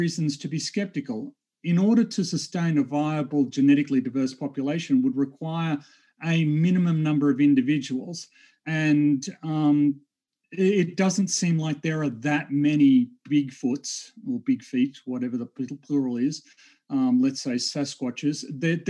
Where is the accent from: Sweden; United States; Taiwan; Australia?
Australia; I'm a geophysicist from Australia